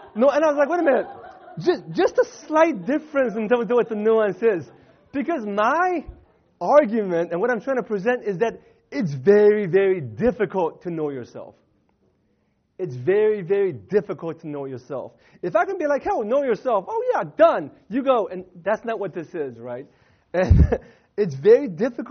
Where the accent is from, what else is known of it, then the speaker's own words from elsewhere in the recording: Northern Virginia, United States; also born or lived in Southern California; now in California, United States; I'm originally from Virginia.